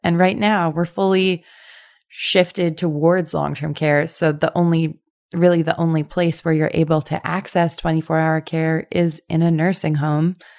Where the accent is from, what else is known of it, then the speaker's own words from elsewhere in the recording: Winnipeg, Manitoba, Canada; I'm also from Winnipeg